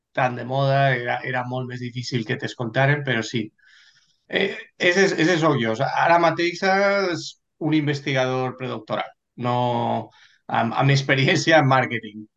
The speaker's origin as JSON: {"language": "Catalan", "town": "Valencia", "region": "Valencian Community", "country": "Spain", "tie": "born or raised there", "also_born_or_lived": "London, United Kingdom", "moved": "as an adult", "lives_now": "United Kingdom", "said": "soc de València eh, i he nascut a València, he estudiat a València fins a l'universitat, que me'n vaig vindre a UK"}